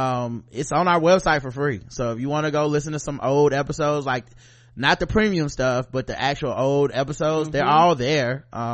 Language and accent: English; New York City, New York, United States; moved away as an adult; now in Japan; I'm originally from Queens, New York City. My family roots are in Virginia and SC.